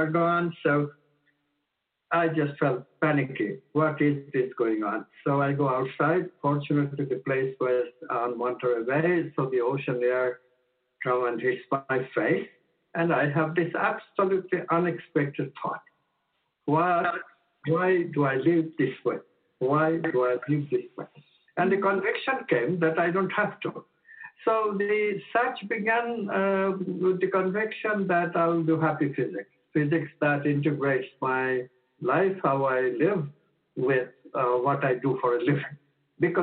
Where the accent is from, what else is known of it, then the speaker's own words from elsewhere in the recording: India; moved away as an adult; now in United States; I was born in India and shifted to the States when I was 26.